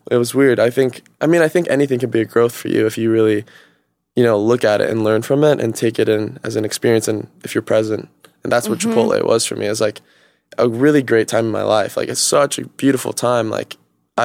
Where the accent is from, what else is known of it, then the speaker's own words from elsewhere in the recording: Stockton, California, United States; now in Los Angeles, United States; I'm from Stockton